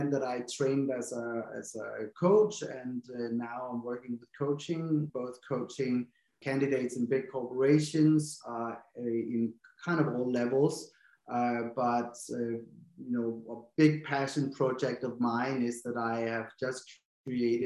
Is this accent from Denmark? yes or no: yes; Denmark; English is a second language; moved away as an adult; also born or lived in London; I'm from Denmark, but I always tell myself my accent isn't very strong